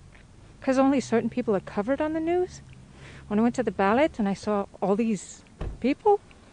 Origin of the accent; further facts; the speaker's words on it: Canada; now in United States; I'm Canadian. I was raised in Canada.